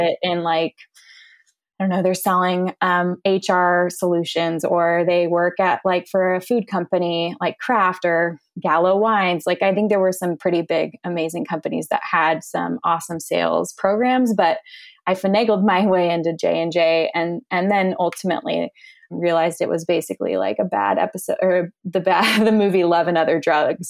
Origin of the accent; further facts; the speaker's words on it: Orange County, California, United States; I grew up in Orange County, California